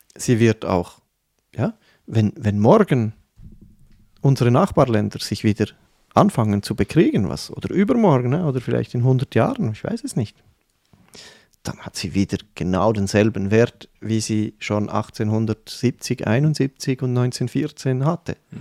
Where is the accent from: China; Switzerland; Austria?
Switzerland; also born or lived in Canton of Fribourg; das sind solche Werte, die mir als Schweizer sehr äh, nah am Herzen liegen